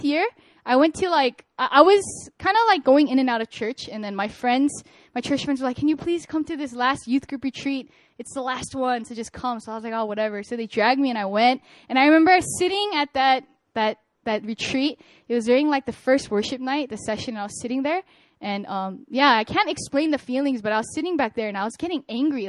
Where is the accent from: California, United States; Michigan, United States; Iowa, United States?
California, United States; moved away as an adult; now in Korea; I'm a Korean-American. I'm born and raised in California.